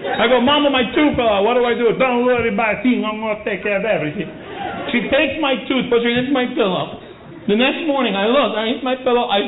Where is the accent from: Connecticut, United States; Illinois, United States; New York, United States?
New York, United States; New York City; I was born in the Bronx. And for the first seven years of my life, we lived in the projects.